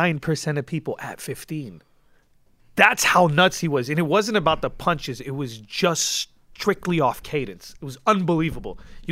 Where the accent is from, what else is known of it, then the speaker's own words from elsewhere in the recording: West Coast, United States; Like, I'm from the West, and it's West Coast for life, and … is the greatest.